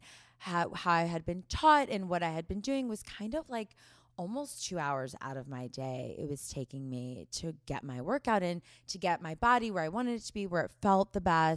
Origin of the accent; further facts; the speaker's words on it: St. Louis, Missouri, United States; moved away as an adult; now in Los Angeles, United States; growing up in the Midwest